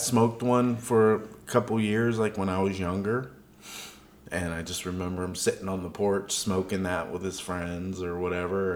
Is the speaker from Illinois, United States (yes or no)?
no; Texas, United States; Growing up in Texas